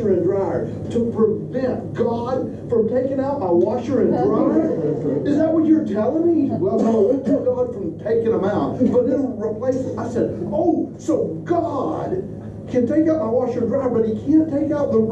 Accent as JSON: {"language": "English", "region": "Kentucky", "country": "United States", "moved": "as an adult", "lives_now": "Tennessee, United States", "said": "We moved to Tennessee from Kentucky, which is where I'm from"}